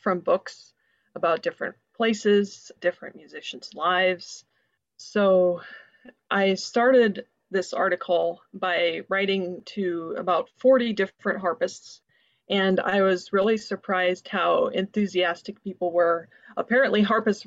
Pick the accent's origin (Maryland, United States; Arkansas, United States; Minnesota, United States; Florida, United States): Minnesota, United States; White Bear Lake; also born or lived in Toronto; I'm from White Bear Lake, Minnesota